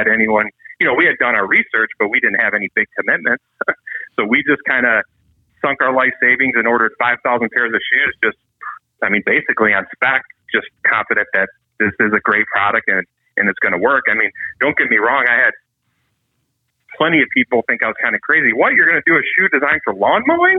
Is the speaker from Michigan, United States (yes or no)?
yes; Michigan, United States; we're from Michigan